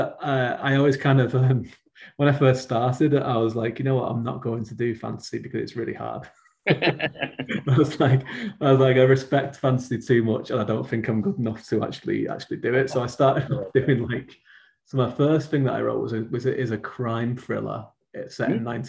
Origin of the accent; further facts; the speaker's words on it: around Manchester, North West England, United Kingdom; I grew up in England, so like as in the northwest of England, which is just around Manchester